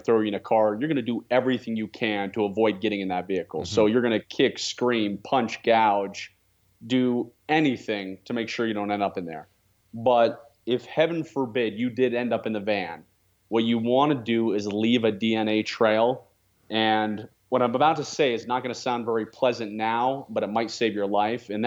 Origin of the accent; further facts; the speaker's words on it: Northern Virginia, United States; now in Cedar City, United States; I was born and raised in the Washington, D.C. area, just a few miles outside of D.C. in Northern Virginia.